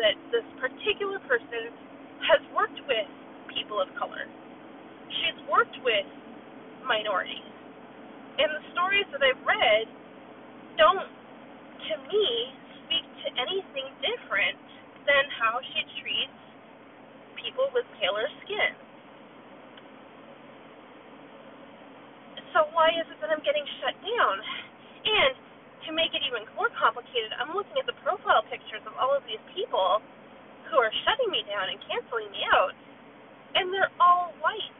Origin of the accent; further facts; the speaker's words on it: New Brunswick, Canada; New Brunswick, where I grew up